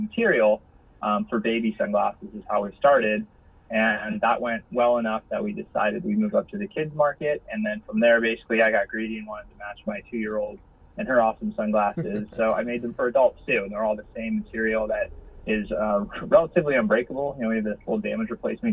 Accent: San Diego, California, United States; we're from San Diego

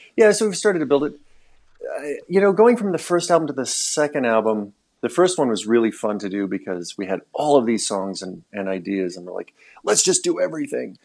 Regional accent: Missoula, Montana, United States; moved away as an adult; also born or lived in Alaska; when we moved back to my hometown, Missoula

